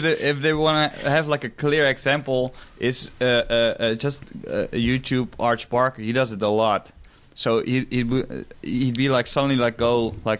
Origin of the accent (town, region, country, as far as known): Netherlands; English is a second language